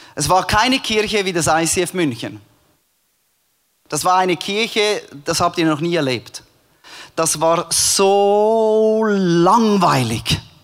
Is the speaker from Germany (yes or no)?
no; Switzerland; moved away as an adult; also born or lived in Cambodia; als Schweizer in Kambodscha